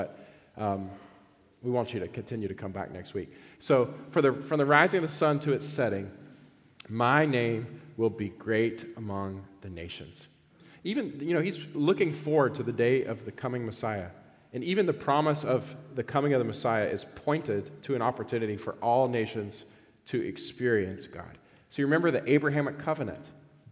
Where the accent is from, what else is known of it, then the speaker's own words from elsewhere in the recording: Georgia, United States; I grew up in Georgia, which I think is one of the greatest states in the country, but I was a purebred Georgia boy